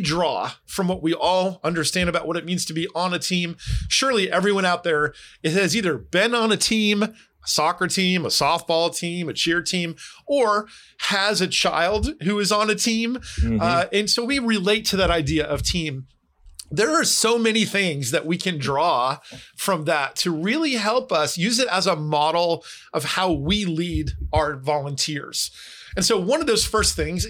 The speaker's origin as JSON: {"language": "English", "region": "New Jersey", "country": "United States", "tie": "born or raised there", "said": "I grew up in New Jersey"}